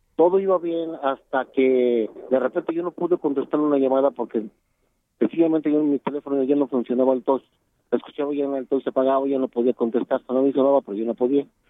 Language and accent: Spanish; Calvillo, Aguascalientes, Mexico; also born or lived in State of Mexico; Mi madre es indígena, mi padre es de Jocaliente Calvillo por eso yo desde muy chico tuve que radicar al municipio de caldillo